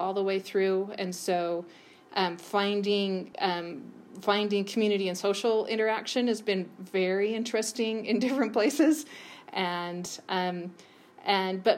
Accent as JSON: {"language": "English", "region": "Utah", "country": "United States", "tie": "born or raised there", "moved": "as an adult", "said": "I grew up in that house in Utah"}